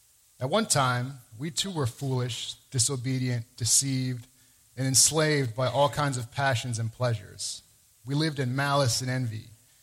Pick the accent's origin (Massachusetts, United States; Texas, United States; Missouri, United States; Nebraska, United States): Missouri, United States; moved away as an adult; now in New England, United States; after living in New England for 6 years. I'm from Missouri, so it's a little more of a Bible Belt and kind of a nice touchy-feely culture.